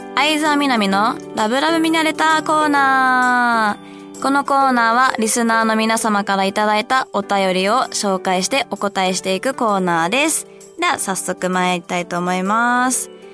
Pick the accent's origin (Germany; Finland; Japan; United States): United States; also born or lived in Hong Kong; アメリカで育った